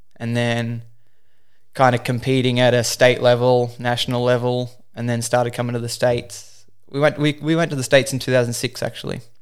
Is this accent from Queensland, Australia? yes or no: no; Newcastle, New South Wales, Australia; I'm from Newcastle, Australia. I started wakeboarding in two thousand five. I was eight years old